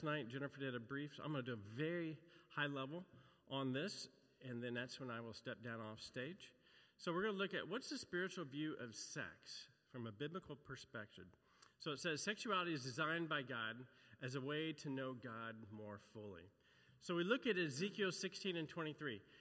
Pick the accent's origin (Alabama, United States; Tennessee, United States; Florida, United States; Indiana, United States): Indiana, United States; Brown County; moved away; I grew up in Indiana, so I'm like, it's commonplace. I grew up in Brown County, which is rolling hills.